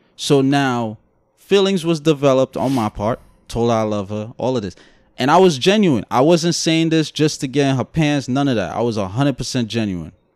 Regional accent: New York City, New York, United States; accent: Brooklyn; Guyanese; also born or lived in Guyana; my Guyanese accent, my Brooklyn accent

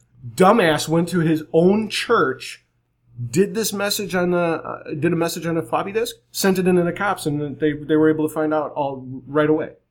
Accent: next town over from John Wayne Gacy, Illinois, United States; We grew up just in the next town over from him.

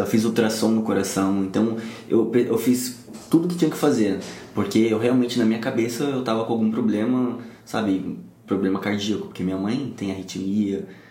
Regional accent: São Paulo, Brazil; moved away as an adult; now in Rio de Janeiro, Brazil; eu sou de São Paulo, né? Mas eu moro aqui no Rio de Janeiro atualmente, já tem 5, 6 anos por aí

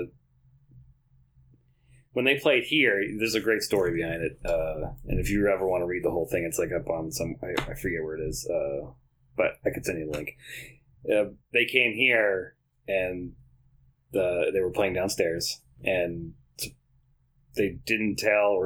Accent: Upton, Massachusetts, United States; I'm from Upton

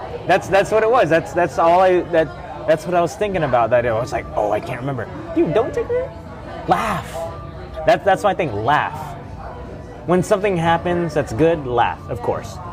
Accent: Galveston, Texas, United States; now in New Orleans, United States; where I grew up in Galveston

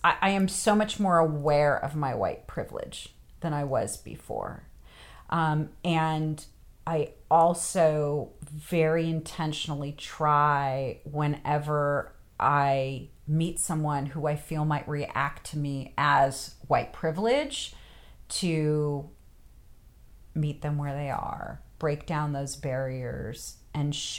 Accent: West Coast, United States; moved away as an adult; also born or lived in the South (US); now in United States (the South); when I go back to the West Coast

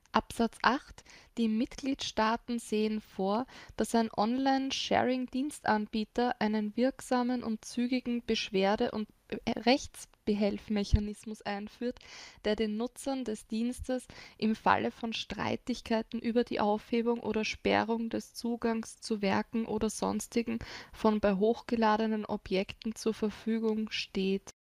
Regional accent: Austria

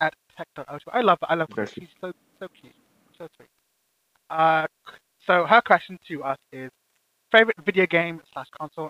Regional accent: United Kingdom; any British person will say that Frankie and Benny's sucks. So, to us, I feel like any kind of restaurant that is a chain

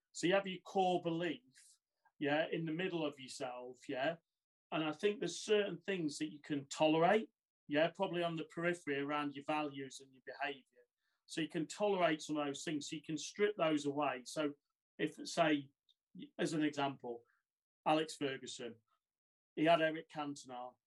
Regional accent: Boston, East Midlands, United Kingdom; moved away; originally, uh, I'm from Lincolnshire, so I started a small town, uh, Boston

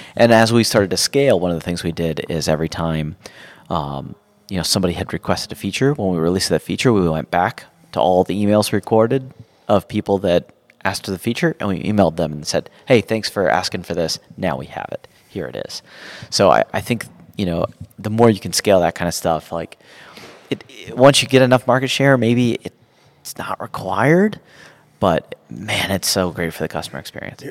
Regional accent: Georgia, United States; also born or lived in Ohio; I grew up in Georgia and I still live in Georgia

